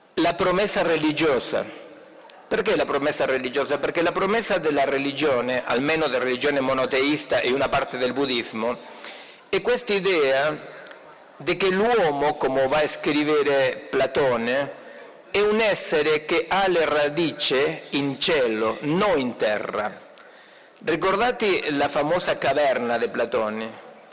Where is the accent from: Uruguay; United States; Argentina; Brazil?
Argentina; Italian is a second language; moved away; il mio compatriota che imita il mio accento, il Papa Francesco